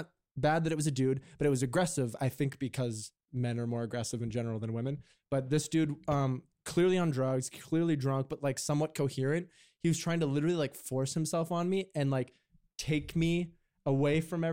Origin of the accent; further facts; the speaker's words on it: Canada; I'm Canadian